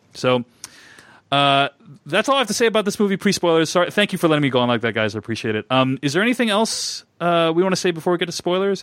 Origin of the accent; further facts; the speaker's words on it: United States; as an Asian American